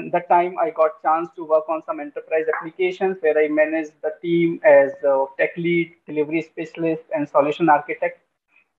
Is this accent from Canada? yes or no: no; India; I'm from India